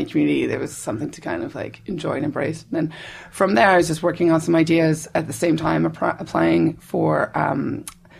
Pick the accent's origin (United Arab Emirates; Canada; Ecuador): Canada; Nova Scotia; moved away; also born or lived in United Kingdom; I'm from the East Coast. I'm from Nova Scotia